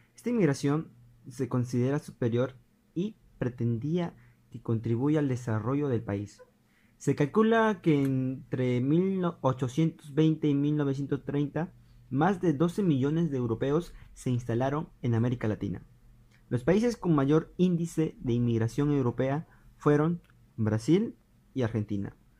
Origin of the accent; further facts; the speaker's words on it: Peru; nuestro país, al Perú